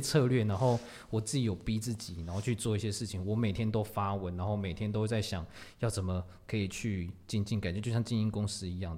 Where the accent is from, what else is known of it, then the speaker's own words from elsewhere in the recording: Tamsui, New Taipei, Taiwan; T S 二五一就是我的家乡淡水